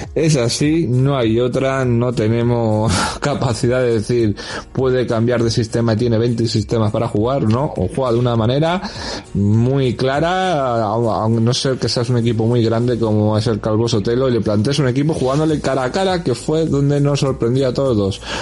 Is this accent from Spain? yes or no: yes; Puertollano, Castilla-La Mancha, Spain; soy de Puerto Llano